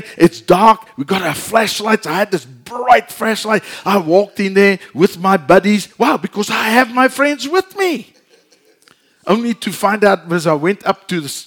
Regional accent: South Africa; moved away; we're from South Africa

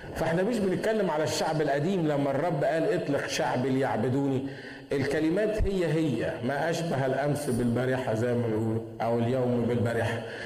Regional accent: Egypt

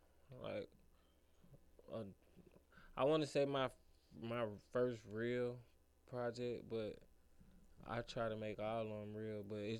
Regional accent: Atlanta, Georgia, United States; also born or lived in Cobb County, Georgia; I'm from Atlanta, Mosley Park.

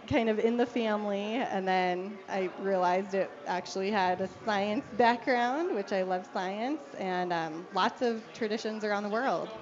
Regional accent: Denver, Colorado, United States; also born or lived in Littleton; I grew up here in Denver

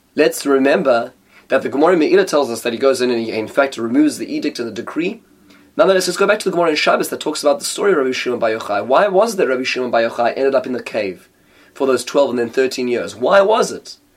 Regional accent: United States; as American Jews

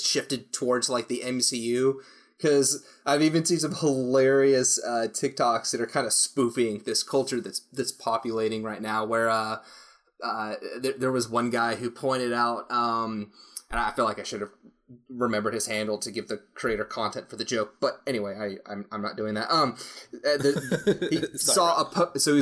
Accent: United States; as an American

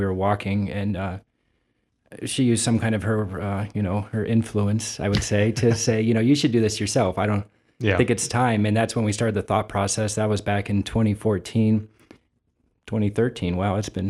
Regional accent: Youngstown, Ohio, United States; accent: Eastern Ohio; moved away as an adult; now in Toledo, United States; I grew up outside of Youngstown. And, okay. Came here in 2000 to go to UT.

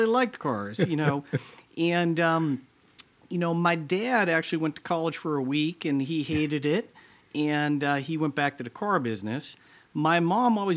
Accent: Lawrence, Massachusetts, United States; now in Columbus, United States; I grew up outside Boston, about 30 miles north of Boston, a town called Lawrence, Massachusetts

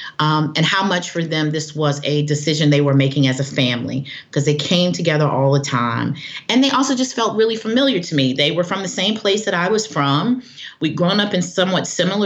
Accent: the South, United States; I'm from the South.

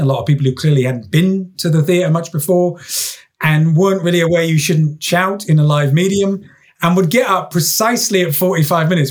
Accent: London, United Kingdom; I'm sort of from South London

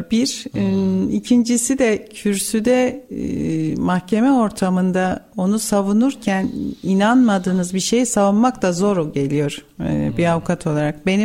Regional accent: Tomarza, Kayseri Province, Turkey; born there; 67 ee, doğumluyum. Kayseri

